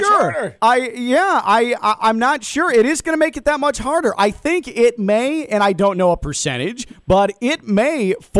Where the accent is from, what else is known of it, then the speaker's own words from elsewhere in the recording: Chicago, Illinois, United States; grew up in Chicago